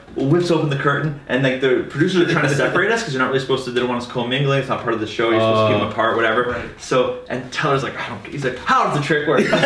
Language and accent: English; Langley, British Columbia, Canada; I'm from Langley